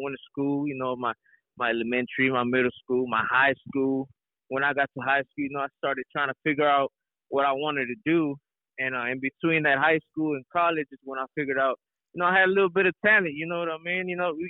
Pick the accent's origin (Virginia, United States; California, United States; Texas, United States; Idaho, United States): Texas, United States; Houston; also born or lived in Mexico; growing up in Houston, you know, to all my Latino people out there, you know, we kind of relate. I kind of grew up in a small household.